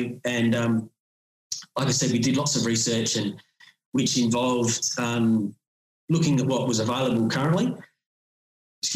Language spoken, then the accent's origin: English; Australia; I grew up in Waiponga, and it gets cold down here.